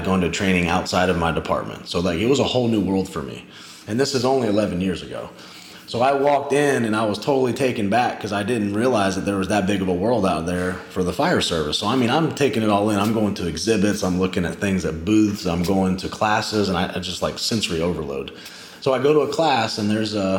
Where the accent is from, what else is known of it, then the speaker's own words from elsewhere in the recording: Charleston, South Carolina, United States; I'm this guy from Charleston